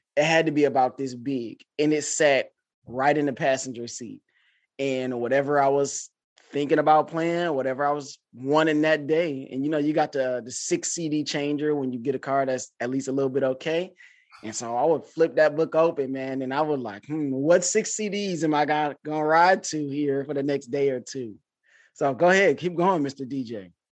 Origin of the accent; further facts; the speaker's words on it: Detroit, Michigan, United States; I'm from Detroit